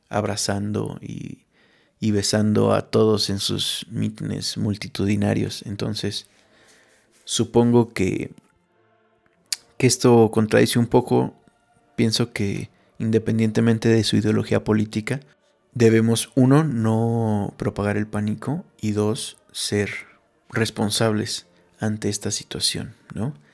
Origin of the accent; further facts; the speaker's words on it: Mexico; Yo considero que, que es una responsabilidad como mexicanos